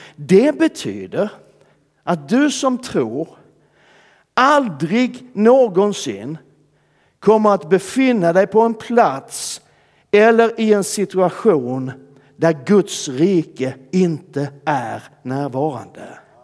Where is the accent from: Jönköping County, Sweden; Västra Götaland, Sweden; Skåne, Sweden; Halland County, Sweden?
Skåne, Sweden; De flesta av dem ligger i Skåne, där jag kommer ifrån.